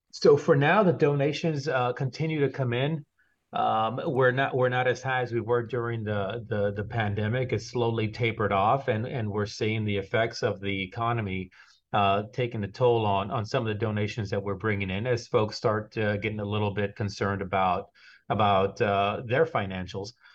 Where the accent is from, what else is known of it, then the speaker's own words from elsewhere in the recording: Texas, United States; moved away as an adult; now in South Florida, United States; growing up the way I grew up in, in Texas, I'm not from here either. I'm a transplant from Texas. I've been here almost twelve years